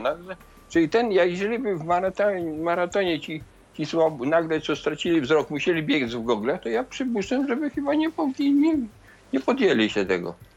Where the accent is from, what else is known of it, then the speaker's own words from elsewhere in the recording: Zamość region, Lublin Voivodeship, Poland; moved away; te dzieci zamojszczyzny to taka wyjątkowa dla mnie sytuacja, bo to moje rodzinne strony.